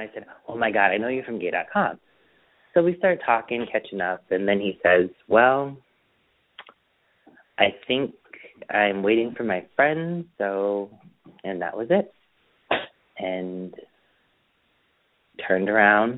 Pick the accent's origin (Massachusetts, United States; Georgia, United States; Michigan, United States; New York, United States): Massachusetts, United States; Springfield; moved away; Springfield. But, you know, I just moved out here